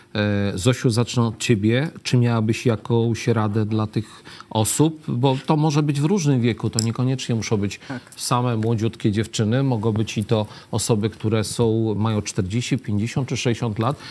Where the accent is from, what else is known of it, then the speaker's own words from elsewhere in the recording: Lublin, Lublin Voivodeship, Poland; jako ten lublinianin